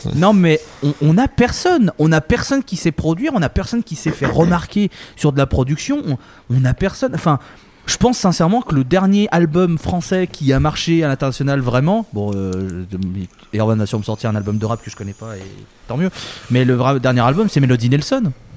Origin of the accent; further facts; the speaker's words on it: France; nous en France